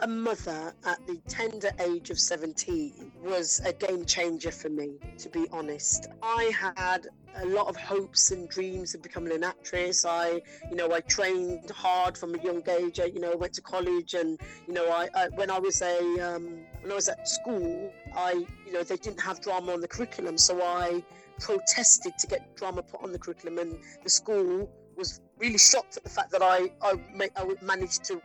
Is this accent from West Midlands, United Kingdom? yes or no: yes; Wolverhampton, West Midlands, United Kingdom; accent: Wolverhampton twang; I grew up in Wolverhampton. Wolves, come on, you Wolves. So that's the twang you can hear in my voice.